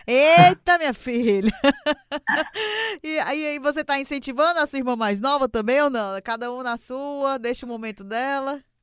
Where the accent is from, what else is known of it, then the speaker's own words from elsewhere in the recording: Ceará, Brazil; eu sou cearense